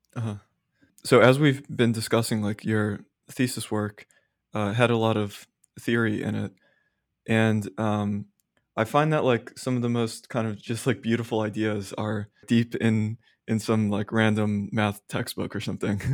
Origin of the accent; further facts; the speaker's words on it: Austin, Texas, United States; moved away as an adult; also born or lived in Philadelphia; I grew up in Austin